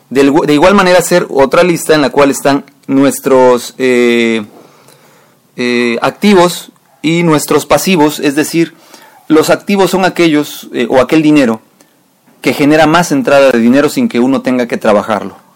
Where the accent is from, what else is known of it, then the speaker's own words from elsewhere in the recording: Mexico; nosotros como mexicanos